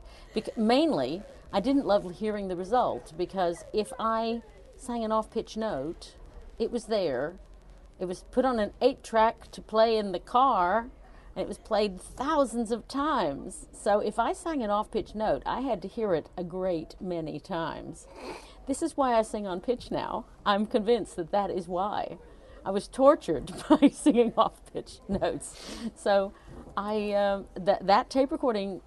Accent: Chattanooga, Tennessee, United States; moved away as an adult; also born or lived in Virginia; now in United Kingdom; I grew up in the South. I was born in Virginia, but most of my childhood was spent in Chattanooga, Tennessee

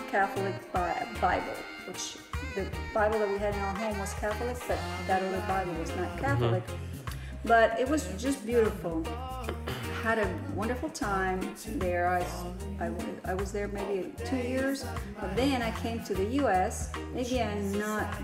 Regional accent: Puerto Rico; I grew up in Puerto Rico

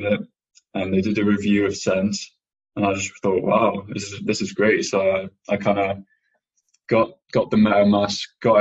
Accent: England, United Kingdom; I'm from England

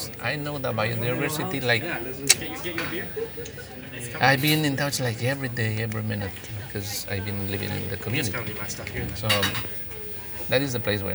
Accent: Limoncocha, Sucumbíos, Ecuador; first language Kichwa; English is a second language; I'm from the Ecuadorian Amazon. The place is called Limoncocha. It's the rainforest. It is 200 meters up to sea level. And it's the rainforest. It's humid, rains always. And yeah, I'm born in the jungle

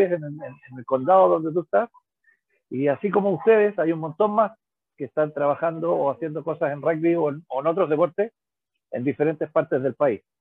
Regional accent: Colegio Mackay, Valparaíso, Chile; moved away as an adult; also born or lived in Santiago; soy exalumno del Colegio Macay, jugué en el Macay eh, desde el año, o sea, primero en el Macay, claro, después en el Normac jugué desde el año 76, siendo alumno, hasta el año 84 que me fui a vivir a Santiago.

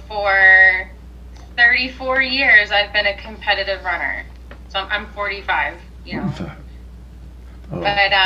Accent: Wisconsin, United States; moved away; I'm originally from Wisconsin

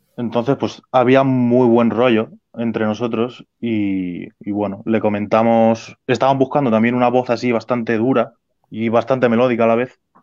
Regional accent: Spain; nosotros los españoles

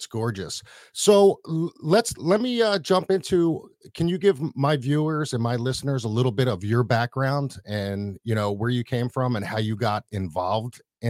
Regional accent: Philadelphia, Pennsylvania, United States; now in Florida, United States; I grew up in Philadelphia.

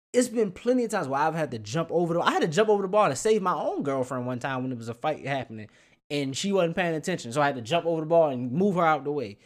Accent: Baltimore, Maryland, United States; moved away as an adult; growing up in Baltimore all the way up to maybe nine, eighteen years old

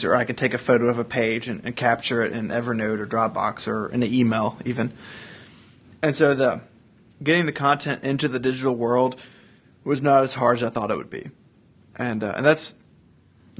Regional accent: Tennessee, United States; I'm from Tennessee

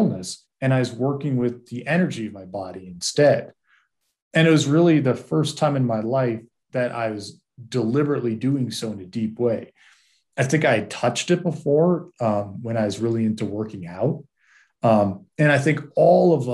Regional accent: Massachusetts, United States; I grew up in Massachusetts and in the 80s and 90s.

